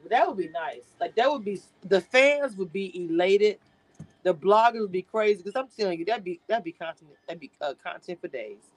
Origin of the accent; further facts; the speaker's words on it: Philadelphia, Pennsylvania, United States; I'm from Philly. We be fighting.